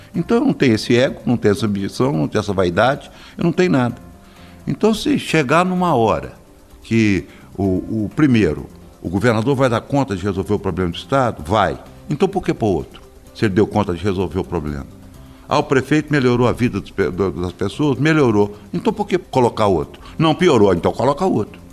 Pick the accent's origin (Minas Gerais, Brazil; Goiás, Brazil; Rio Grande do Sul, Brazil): Minas Gerais, Brazil; Belo Horizonte; Eu nasci em Belo Horizonte